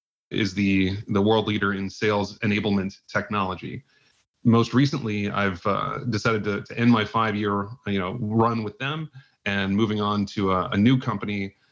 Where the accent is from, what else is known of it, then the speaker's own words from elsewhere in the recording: Indianapolis, Indiana, United States; moved away as an adult; also born or lived in San Francisco; now in New York, United States; I'm a Midwesterner at heart. I live in New York. I grew up in Indianapolis